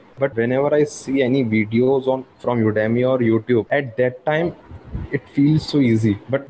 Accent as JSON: {"language": "English", "country": "India", "said": "I'm from India."}